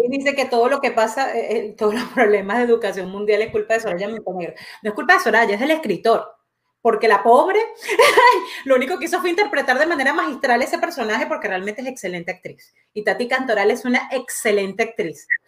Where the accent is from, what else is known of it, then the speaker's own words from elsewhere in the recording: Venezuela; moved away as an adult; now in Quebec, Canada; yo nací en Venezuela y, evidentemente eh, viví 29 años de mi vida en Venezuela